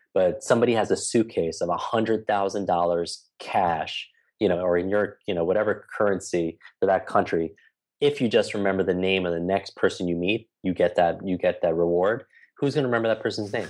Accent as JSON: {"language": "English", "region": "New York", "country": "United States", "said": "I'm from New York"}